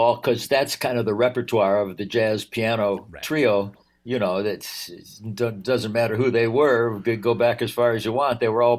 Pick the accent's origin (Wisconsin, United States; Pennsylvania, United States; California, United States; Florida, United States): Wisconsin, United States; also born or lived in England / Los Angeles, United States; It's who I am, first of all. I'm from Wisconsin. And I always have thought, you know, the road doesn't just lead from Madison to Los Angeles.